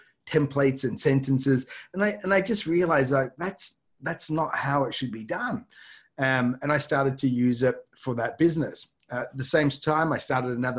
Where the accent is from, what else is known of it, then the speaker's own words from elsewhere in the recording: Australia; moved away as an adult; now in Tokyo, Japan; I'm obviously an Australian, but I'm based here in Tokyo, Japan. So I moved here in 1998.